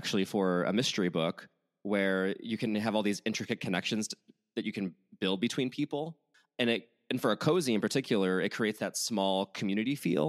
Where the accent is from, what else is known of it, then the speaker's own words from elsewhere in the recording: Chicago, Illinois, United States; now in Los Angeles, United States; as a Midwesterner myself. I'm from the Chicagoland area.